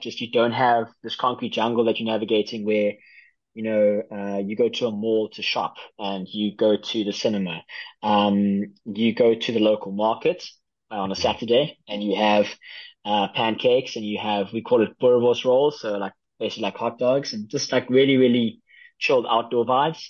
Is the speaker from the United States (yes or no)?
no; South Africa; I am from South Africa